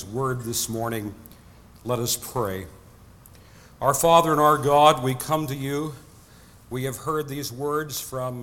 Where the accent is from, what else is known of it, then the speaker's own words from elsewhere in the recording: Nebraska, United States; I'm from Nebraska, where windmills are still quite in evidence.